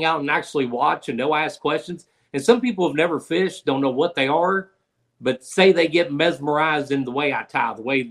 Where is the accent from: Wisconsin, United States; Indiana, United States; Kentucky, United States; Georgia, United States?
Kentucky, United States; Louisville; now in Southwest Missouri, United States; I grew up in Louisville, Kentucky